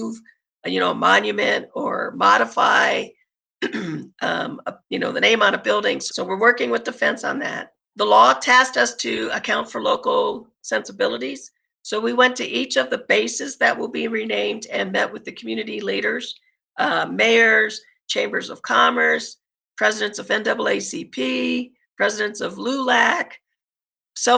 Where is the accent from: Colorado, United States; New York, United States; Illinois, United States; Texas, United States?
Colorado, United States; My dad was there, so I grew up in Colorado